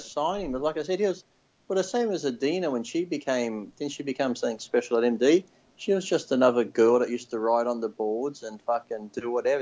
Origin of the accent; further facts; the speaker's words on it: Australia; I'm from Australia